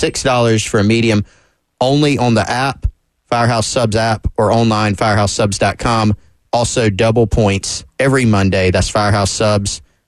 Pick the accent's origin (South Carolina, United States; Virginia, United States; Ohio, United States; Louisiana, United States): South Carolina, United States; Anderson; I'm from Anderson.